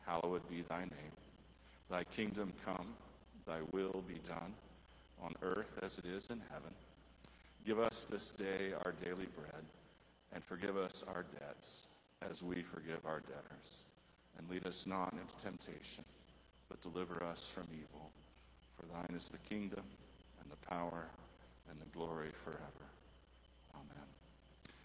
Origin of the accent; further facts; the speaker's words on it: United States; I grew up just north of the Mexican border.